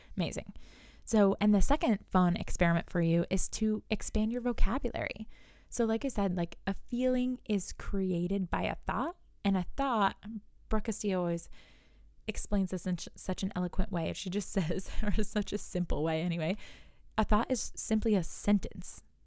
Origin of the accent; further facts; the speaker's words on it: New York, United States; I'm from New York, so I say you guys